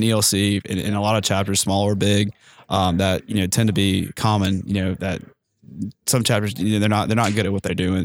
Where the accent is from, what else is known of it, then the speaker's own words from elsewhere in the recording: Mississippi Gulf Coast, United States; also born or lived in Starkville, Mississippi; I'm originally from the Gulf of Mexico, on the Mississippi Gulf Coast.